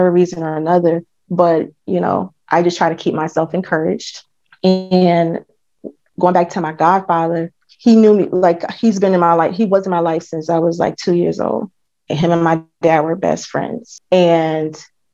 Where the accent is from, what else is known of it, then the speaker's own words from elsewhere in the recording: New Jersey, United States; I'm from New Jersey